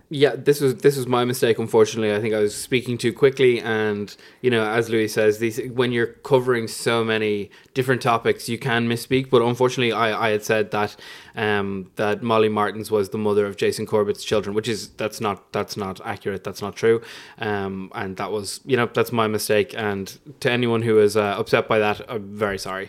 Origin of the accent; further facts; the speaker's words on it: Fairhouse, Leinster, Ireland; I'm from Fairhouse